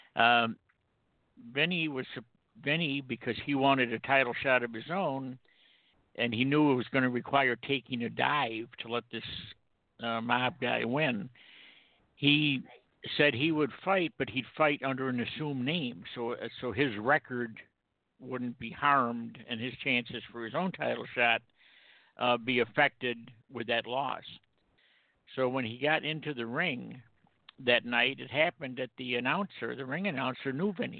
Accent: Rome, New York, United States; moved away; I'm originally from Rome, New York

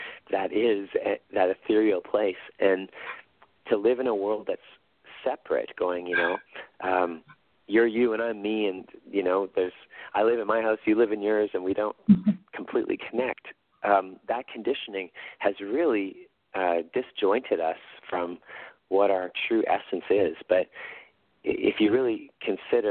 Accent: Winnipeg, Manitoba, Canada; in Winnipeg, in my hometown

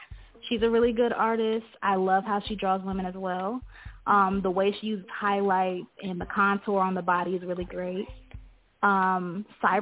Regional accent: Detroit, Michigan, United States; also born or lived in Kalamazoo, Michigan; I'm actually from Detroit, Michigan, but right now, since I'm at school, you know, I'm in Kalamazoo.

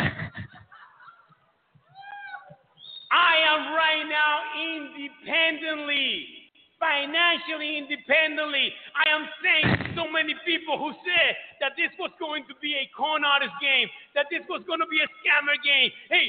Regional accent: New York City, New York, United States; I am coming from New York City, New York.

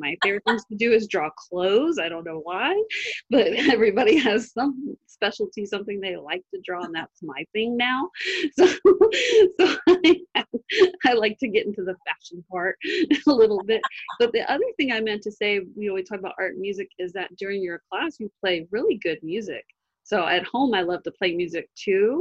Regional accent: United States; I'm an American

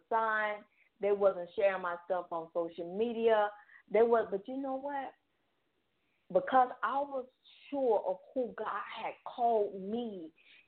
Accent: Atlanta, Georgia, United States; I'm born and raised in Atlanta

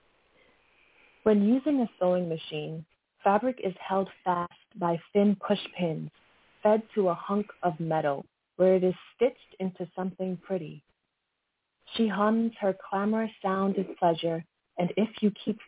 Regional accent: New York City, New York, United States; moved away as an adult; also born or lived in Brooklyn; now in Pennsylvania, United States; I am from New York, actually. New York City, born in Brooklyn, but now I'm actually living in Pennsylvania

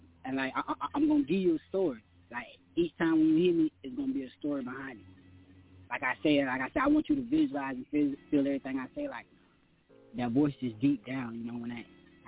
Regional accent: Columbia, South Carolina, United States; I was born and raised down here in Columbia, South Carolina

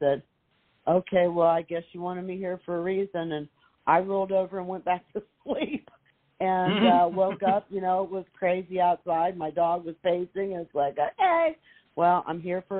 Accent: Midwest, United States; now in Florida, United States; I grew up in the Midwest, and we have tornadoes up there

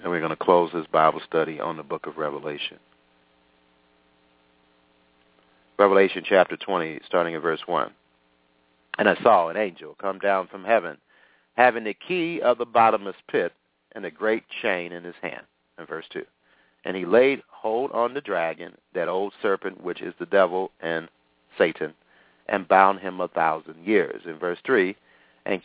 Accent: United States; I'm talking as an American citizen

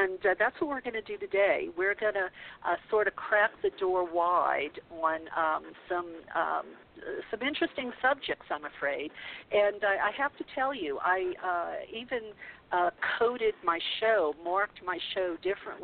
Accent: the Bible Belt, United States; now in California, United States; I grew up in the Bible Belt

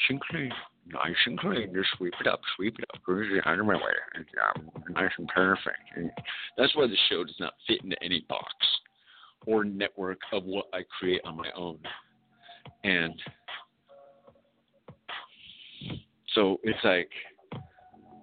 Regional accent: California, United States; I'm from California

